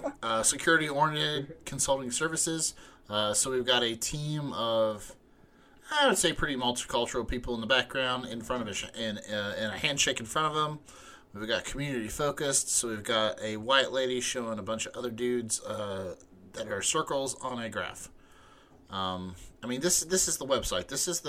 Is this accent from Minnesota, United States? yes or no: no; Arizona, United States; They're from Florida. I'm from Arizona.